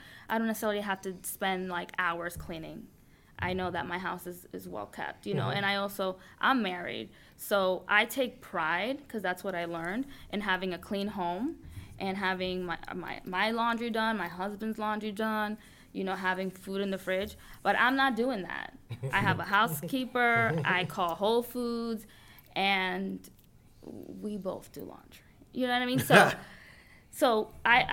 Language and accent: English; Paterson, New Jersey, United States; also born or lived in Dominican Republic; I grew up in Patterson.